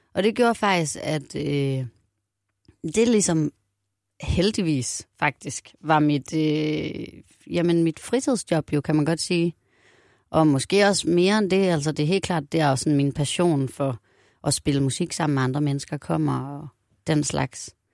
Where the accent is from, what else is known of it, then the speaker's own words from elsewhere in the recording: Aarhus, Central Denmark Region, Denmark; Jeg er vokset op i Aarhus, og min familie er fra faktisk all over. Nogen fra Nordjylland, nogen fra øh, København. Og så flyttede min mor til Aarhus, da jeg var seks.